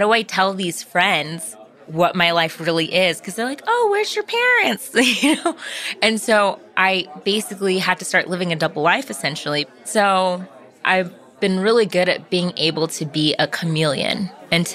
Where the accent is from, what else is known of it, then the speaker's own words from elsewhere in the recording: Orange County, California, United States; I grew up in Orange County